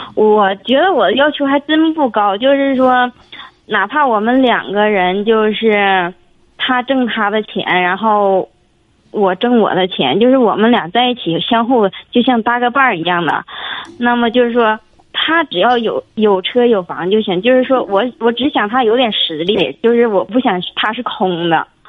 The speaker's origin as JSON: {"language": "Chinese", "region": "Jilin", "country": "China", "said": "我是吉林市的"}